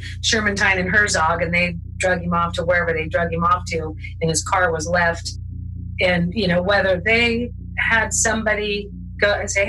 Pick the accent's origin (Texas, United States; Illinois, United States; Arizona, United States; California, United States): California, United States; Modesto; my sisters and I were growing up in Modesto